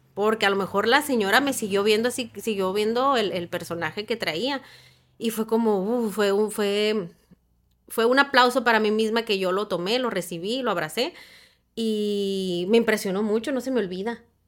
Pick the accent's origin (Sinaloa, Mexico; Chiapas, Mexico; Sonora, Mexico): Sonora, Mexico; Hermosillo